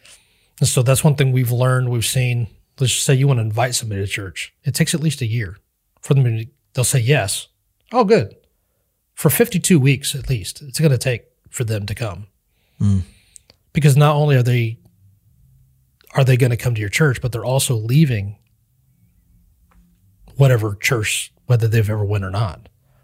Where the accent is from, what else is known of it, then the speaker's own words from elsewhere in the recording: Kansas, United States; now in Iola, United States; I grew up in Western Kansas, and I moved here to Iola.